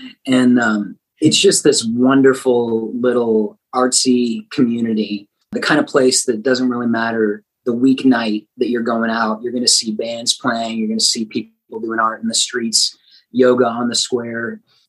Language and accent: English; Denton, Texas, United States; Denton, Texas. Little D.